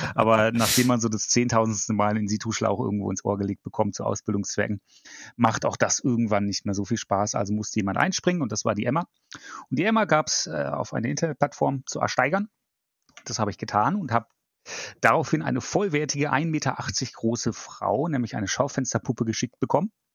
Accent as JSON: {"language": "German", "town": "Bremerhaven", "region": "Bremen", "country": "Germany", "tie": "born or raised there", "also_born_or_lived": "Baden-Württemberg / Frankfurt", "moved": "as an adult", "lives_now": "Düsseldorf, Germany", "said": "komme gebürtig aus Norddeutschland, dem wunderbaren Bremerhaven. Bin dort auch aufgewachsen"}